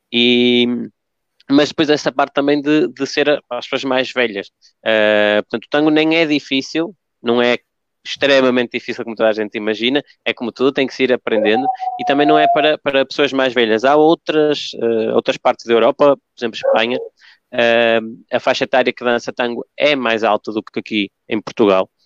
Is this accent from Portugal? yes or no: no; Argentina; eu nasci na Argentina, no meio do, do tango